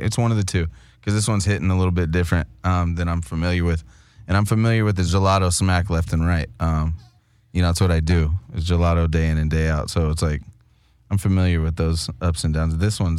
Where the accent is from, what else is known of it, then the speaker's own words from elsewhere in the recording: California, United States; We're from Southern California. That's what it is. We identify as Mexican people, you know?